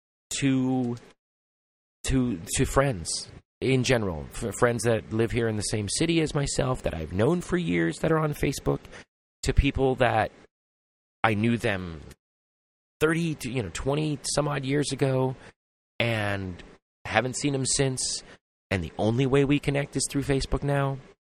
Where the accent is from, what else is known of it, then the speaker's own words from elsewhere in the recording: Los Angeles, California, United States; I come from Los Angeles